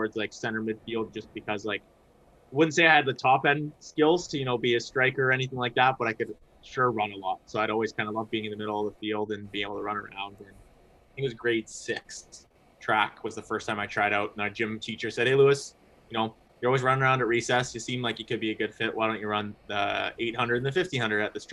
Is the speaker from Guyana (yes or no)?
no; Mississauga, Ontario, Canada; now in London, Canada; live in London, grew up in Mississauga, moved to London to go to Western, and then kind of stuck around